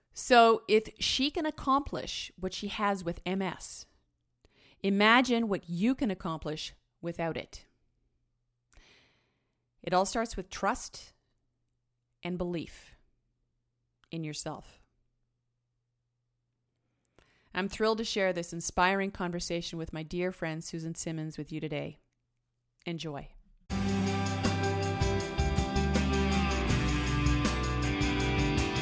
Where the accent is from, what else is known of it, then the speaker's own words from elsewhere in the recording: Sechelt, British Columbia, Canada; moved away; my hometown in Sechelt